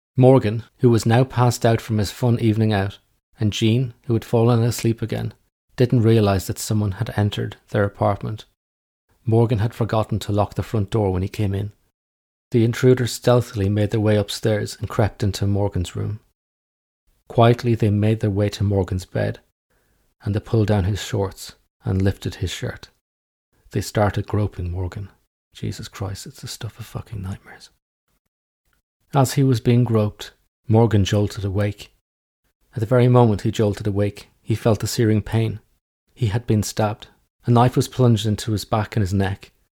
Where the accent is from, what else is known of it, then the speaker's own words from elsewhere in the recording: Ireland; now in England, United Kingdom; I'm just an Irish guy living in England